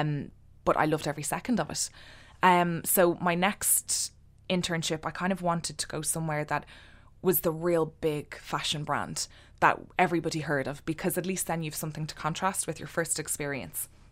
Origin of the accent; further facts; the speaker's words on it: Ireland; also born or lived in London; be proud of being an Irish designer working from Ireland.